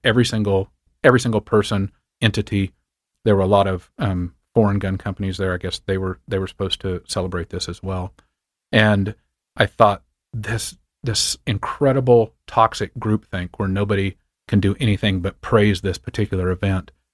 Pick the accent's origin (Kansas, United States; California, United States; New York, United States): Kansas, United States; far western; moved away; also born or lived in Montana; I grew up on a wheat and cattle ranch in far western Kansas, just across the Colorado border